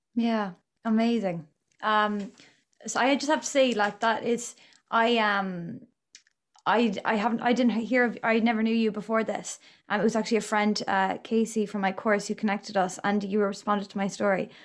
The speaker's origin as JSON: {"language": "English", "town": "Galway", "region": "Connacht", "country": "Ireland", "said": "I'm from Galway myself."}